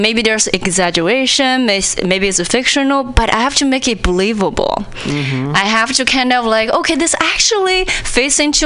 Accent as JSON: {"language": "English", "country": "China", "second_language": "English", "moved": "as an adult", "lives_now": "United States", "said": "when I was in China"}